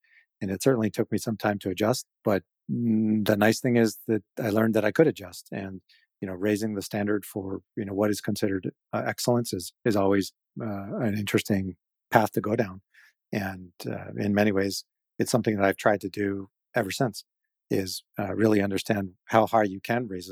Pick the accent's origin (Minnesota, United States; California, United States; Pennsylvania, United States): California, United States; Salinas; a great place to grow up